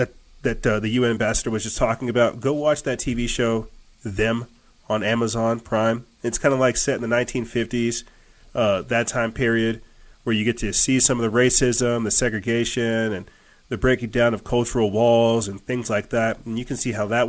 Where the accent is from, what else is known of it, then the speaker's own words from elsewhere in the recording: United States; I'm an American